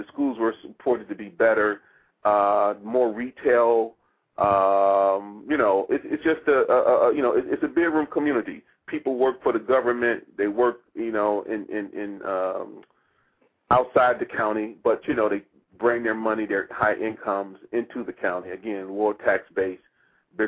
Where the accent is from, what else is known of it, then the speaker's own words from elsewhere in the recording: Detroit, Michigan, United States; now in Washington, D.C., United States; I'm originally from Detroit